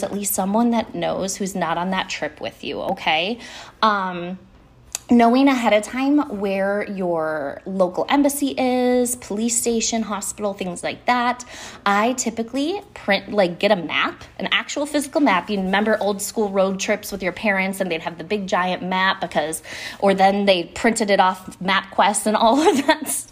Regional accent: Buffalo, New York, United States; I grew up in Buffalo, New York

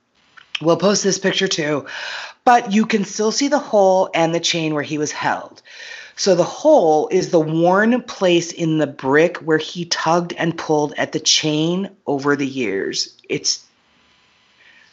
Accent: United States; I'm American

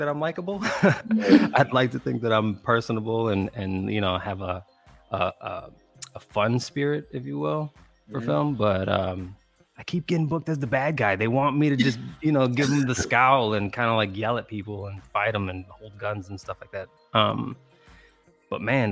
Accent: Chicago, Illinois, United States; I'm from Chicago

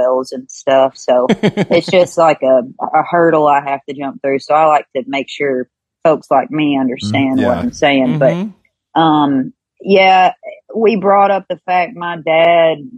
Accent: Kentucky, United States; born or raised there

